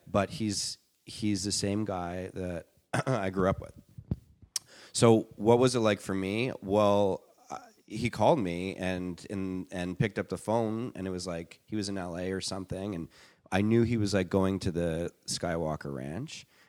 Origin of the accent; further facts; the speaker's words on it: Canada; moved away as an adult; now in Los Angeles, United States; I'm Canadian